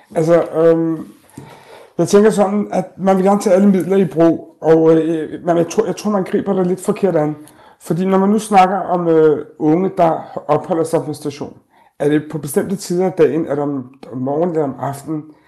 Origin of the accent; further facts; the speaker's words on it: Denmark; som danskere, kan vi øh, invitere vores børns øh, venner hjem